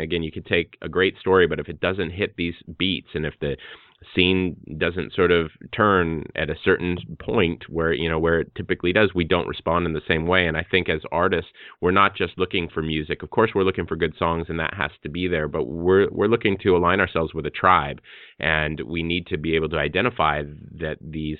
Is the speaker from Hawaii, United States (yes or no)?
yes; Hawaii, United States; I'm an artist from Hawaii